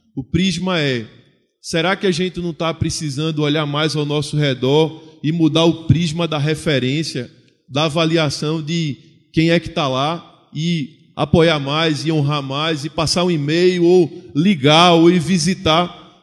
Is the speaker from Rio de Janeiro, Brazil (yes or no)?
no; Recife, Pernambuco, Brazil; Eu sou do Nordeste brasileiro, eu sou de Pernambuco, Recife